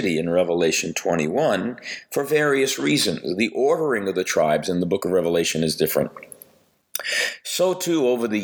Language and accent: English; New York, United States; I grew up Italian in New York